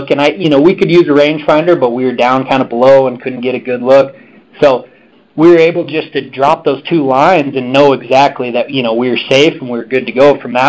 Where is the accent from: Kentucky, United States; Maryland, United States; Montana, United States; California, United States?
Montana, United States; Missoula; I'm from Western Montana, Missoula, Montana, where our headquarters is actually